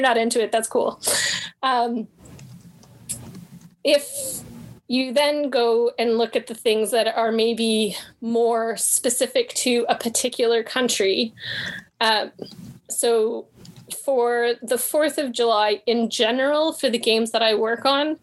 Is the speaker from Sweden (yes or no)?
no; Canada; I'm Canadian